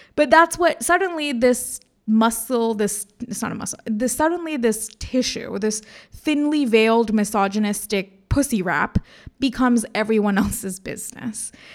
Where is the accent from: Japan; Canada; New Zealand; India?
India; moved away as an adult; also born or lived in United States; I'm Indian